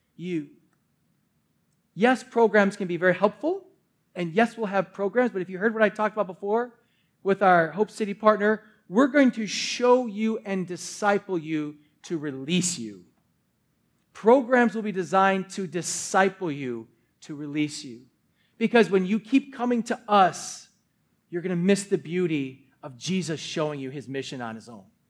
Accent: Milwaukee, Wisconsin, United States; Born and raised in Wisconsin

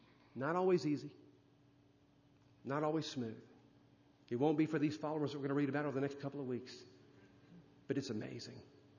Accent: India; Sometimes my thoughts would wander growing up in India, being raised in the Hindu faith. My mother was a priestess in the temple.

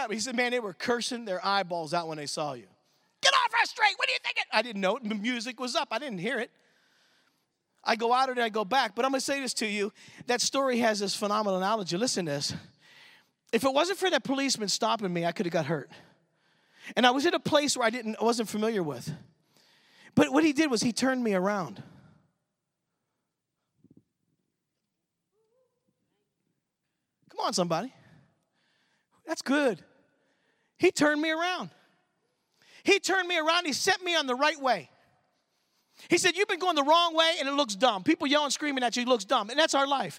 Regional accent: Michigan, United States; I'm from Michigan

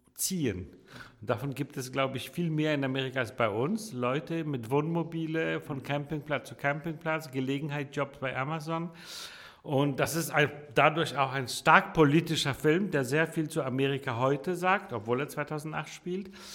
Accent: Copenhagen, Capital Region of Denmark, Denmark; also born or lived in Warsaw, Poland / Italy; now in Hamburg, Germany; Ich bin in Dänemark groß geworden

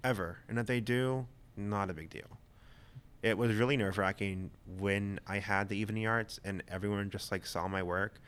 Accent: Vass, North Carolina, United States; also born or lived in Loudoun County, Virginia; now in Northern Virginia, United States; I grew up in a little small town called Vass in North Carolina.

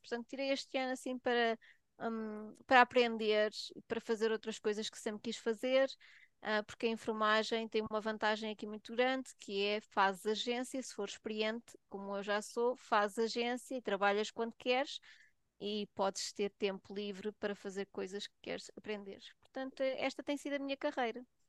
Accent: Portugal; moved away as an adult; also born or lived in Switzerland; now in United Kingdom; não nasci em Portugal, nasci na Suíça, os meus pais eram imigrantes lá e depois voltei para Portugal para, para, pronto, para estudar

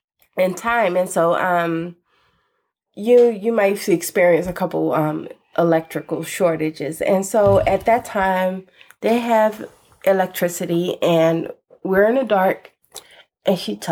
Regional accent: Philadelphia, Pennsylvania, United States; But I'm from North Philly.

